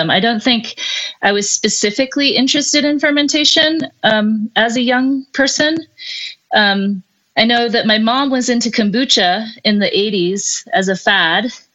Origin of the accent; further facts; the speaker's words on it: Hong Kong; moved away; I grew up in Hong Kong